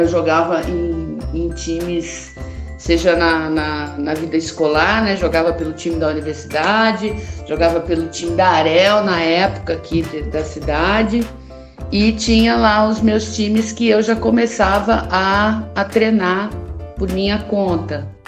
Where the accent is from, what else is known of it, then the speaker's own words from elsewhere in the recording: Londrina, Paraná, Brazil; Nasci em 1968 em Londrina, no Paraná.